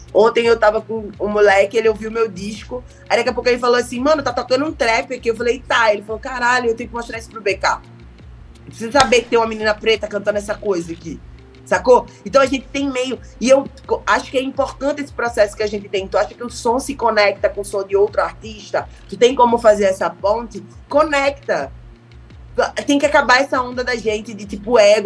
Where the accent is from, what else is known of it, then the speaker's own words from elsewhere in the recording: Pernambuco, Brazil; accent: Pernambuco; moved away as an adult; now in Rio de Janeiro, Brazil; sou pernambucana